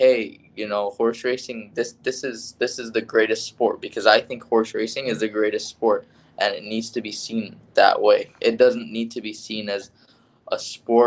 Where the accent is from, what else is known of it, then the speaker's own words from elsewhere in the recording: Hollywood, Florida, United States; also born or lived in Pembroke Pines, Florida; I grew up in this area, born and raised in Hollywood, Pembroke Pines, Florida